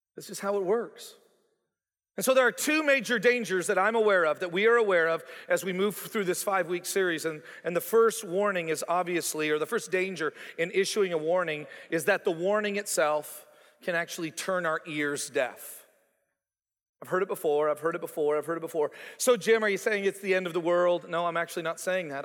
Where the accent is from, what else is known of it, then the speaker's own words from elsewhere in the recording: Canada; moved away as an adult; also born or lived in Toronto, Ontario / Calgary, Alberta / Joplin, Missouri; now in Stillwater, United States; I was born on May seventeenth, nineteen sixty-eight, in Canada for a reason. I was raised in Toronto and then later on in Calgary